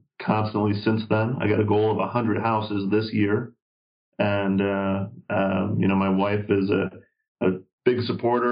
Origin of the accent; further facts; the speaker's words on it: Wisconsin, United States; now in Las Vegas, United States; I grew up in Wisconsin, so I got some good Midwest values going on, but moved out to Las Vegas about 18 years ago